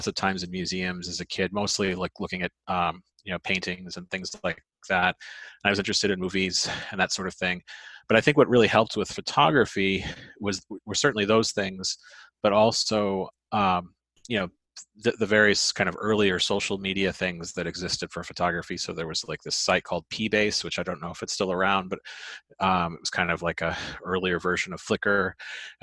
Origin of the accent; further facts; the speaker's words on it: Northern California, United States; also born or lived in San Francisco; now in Baltimore, United States; I'm from Northern California originally